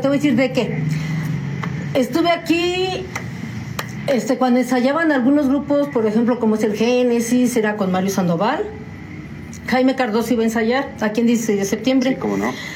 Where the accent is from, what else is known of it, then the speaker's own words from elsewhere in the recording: San Juan del Río, Querétaro, Mexico; also born or lived in Mexico City; Desde muy chiquita y recién nacida me trajeron a San Juan del Río